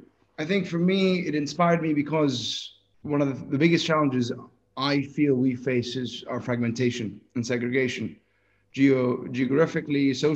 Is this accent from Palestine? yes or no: yes; West Bank, Palestine; also born or lived in Jerusalem; we're roughly part of the same generation, you and I, and I'm from the West Bank, but I was, you know, I went to school in Jerusalem